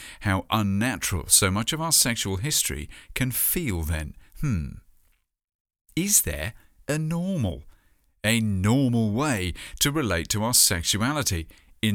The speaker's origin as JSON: {"language": "English", "country": "United Kingdom", "tie": "born or raised there", "said": "my home country"}